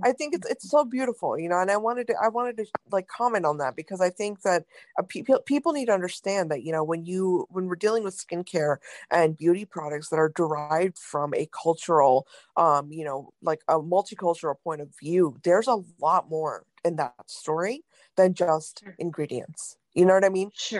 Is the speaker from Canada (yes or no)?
no; North India, India; moved away; I'm from India, um, from very North India actually